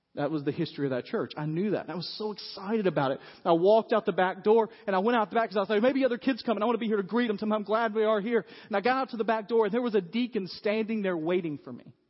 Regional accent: United States; we as white American Christians

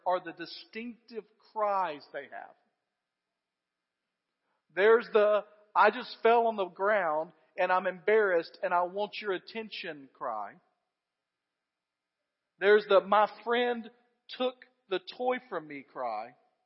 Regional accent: United States; as American Christians

